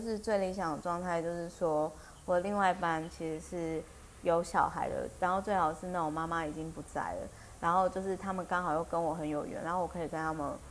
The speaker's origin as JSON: {"language": "Chinese", "country": "Taiwan", "tie": "born or raised there", "said": "我小时候在眷村的时候"}